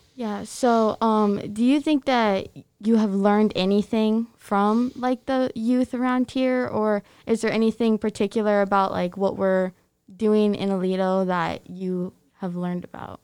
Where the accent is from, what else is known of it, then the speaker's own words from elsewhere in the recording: Aledo, Illinois, United States; growing up in this small town, having W R M J